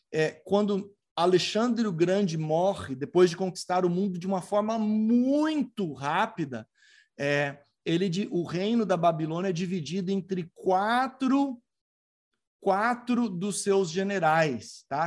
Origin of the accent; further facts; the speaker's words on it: Tatuí, São Paulo, Brazil; also born or lived in Barbacena; quando eu era criança, lá em Barbacena, menino criado lá em Tatuí, no interior de São Paulo